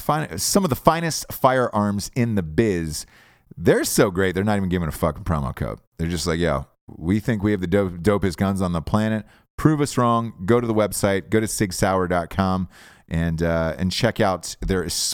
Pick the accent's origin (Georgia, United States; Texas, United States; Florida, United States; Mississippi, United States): Georgia, United States; moved away as an adult; now in Los Angeles, United States; I'm from Georgia